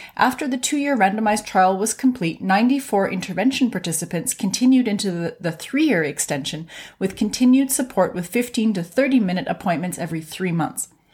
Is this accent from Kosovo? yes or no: no; Canada; I'm a Canadian physician